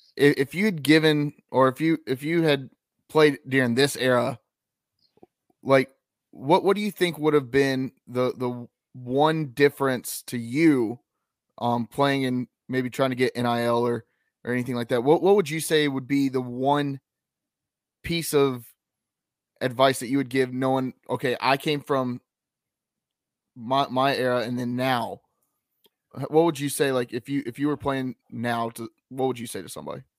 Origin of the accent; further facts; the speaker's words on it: Lexington, North Carolina, United States; I'm from Lexington, North Carolina